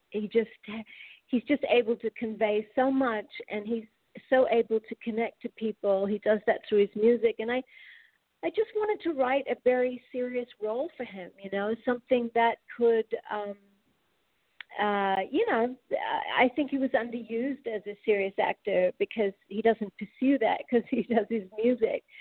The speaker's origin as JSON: {"language": "English", "country": "Australia", "moved": "yes", "lives_now": "United States", "said": "from Australia. I've been here in America a long time though, since like '86 or something."}